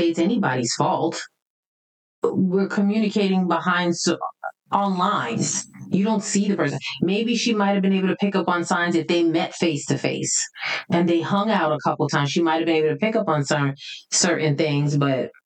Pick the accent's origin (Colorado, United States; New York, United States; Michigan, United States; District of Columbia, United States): New York, United States; New York City; growing up in the Bronx